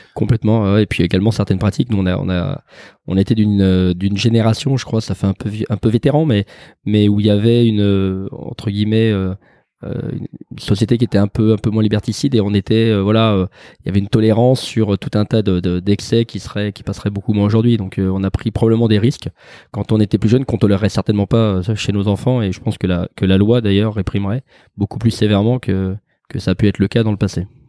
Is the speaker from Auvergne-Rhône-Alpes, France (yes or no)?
yes; Lyon, Auvergne-Rhône-Alpes, France; moved away as an adult; also born or lived in Paris / Perpignan; now in Aix-en-Provence, France; je suis un vrai gonne puisque j'ai grandi à Lyon, que je suis né dans le quartier dans le quartier des, des Brotteaux